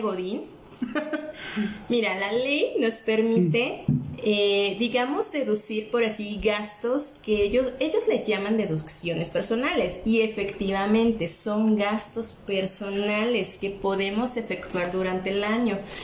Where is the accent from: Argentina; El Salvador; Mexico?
Mexico; siendo mexicanos